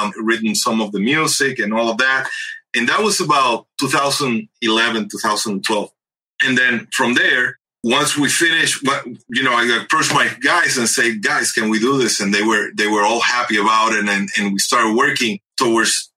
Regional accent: Ponce, Puerto Rico; moved away as an adult; also born or lived in Rochester, New York / Massachusetts; now in Orlando, United States; although I'm from Puerto Rico, I originally moved here when I was 24

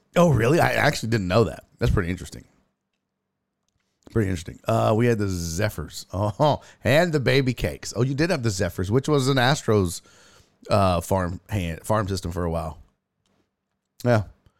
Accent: Louisiana, United States; I grew up in Louisiana, no major league team, so I understand.

